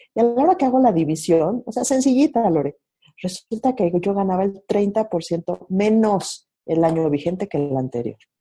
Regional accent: Mexico City, Mexico; yo nací en la Ciudad de México, me crié aquí

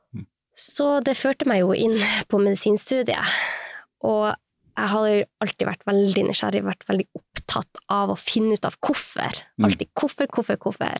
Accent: Sortland, Nordland, Norway; also born or lived in United States; now in Oslo, Norway; Jeg er fra Nord-Norge. Jeg er fra Sortland i Vesterålen

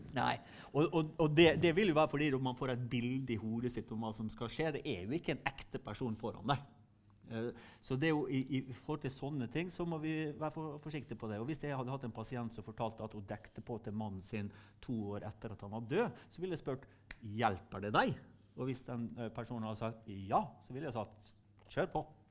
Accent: Sunnmøre, Møre og Romsdal, Norway; Der jeg kommer fra på Sunnmøre

